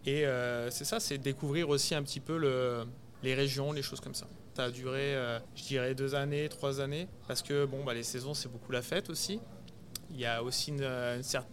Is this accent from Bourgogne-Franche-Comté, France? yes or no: yes; Chablis, Bourgogne-Franche-Comté, France; moved away as an adult; now in Montreal, Canada; j'ai été me poser donc vers chez moi à Chablis